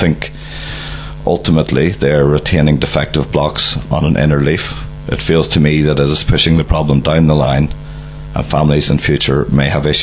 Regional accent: County Donegal, Ireland; moved away as an adult; also born or lived in Dundee / United Kingdom; growing up in Donegal

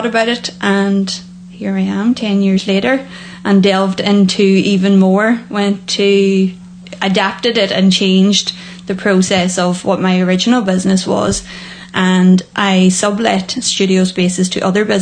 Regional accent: Annagry, Ulster, Ireland; also born or lived in Loughanure / Falcarragh; I'm originally from Anagra, so right in west

